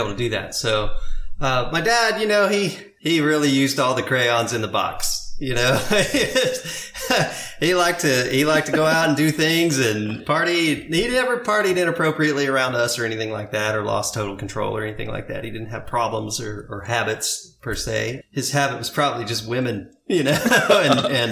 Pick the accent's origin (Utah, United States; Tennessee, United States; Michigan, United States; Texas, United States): Tennessee, United States; Maynardville; also born or lived in Indianapolis, Indiana; now in Maui, United States; I grew up in Union County in a town called Maynardville.